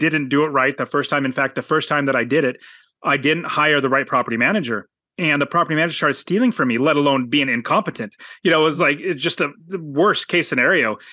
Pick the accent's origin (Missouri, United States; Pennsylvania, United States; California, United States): California, United States; Apple Valley; I was born in Apple